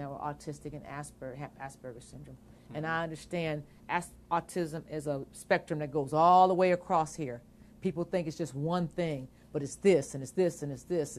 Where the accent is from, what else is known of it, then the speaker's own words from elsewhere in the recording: Akron, Ohio, United States; We're from Akron